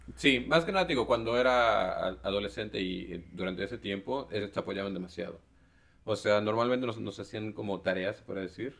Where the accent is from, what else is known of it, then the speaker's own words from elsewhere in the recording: Xalapa, Veracruz, Mexico; yo crecí en, en Jalapa